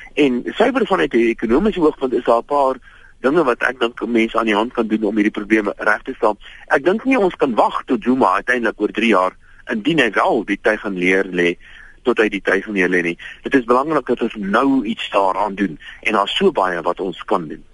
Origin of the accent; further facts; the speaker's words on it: South Africa; ons as Suid-Afrikaners